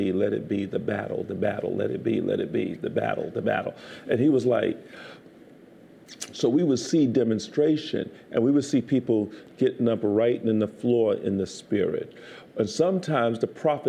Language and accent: English; New York City, New York, United States; I grew up in Brooklyn